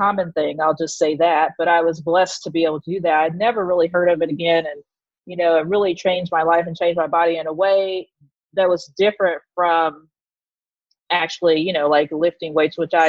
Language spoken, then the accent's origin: English; Texas, United States; moved away as an adult; now in New York City, United States; I'm originally from Texas, the great red state of Texas